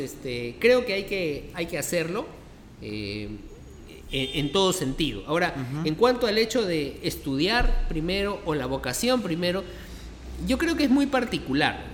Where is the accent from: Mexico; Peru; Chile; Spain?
Peru; Lima; nací aquí en Lima, eh, nací en los barrios altos